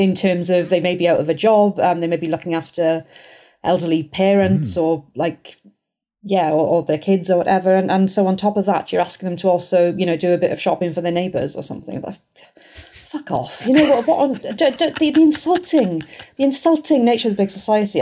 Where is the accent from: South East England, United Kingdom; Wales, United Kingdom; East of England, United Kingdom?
Wales, United Kingdom; Welsh; I'm Welsh